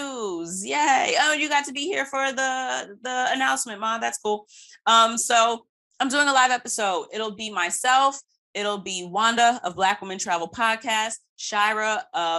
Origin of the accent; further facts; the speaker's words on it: United States; being American born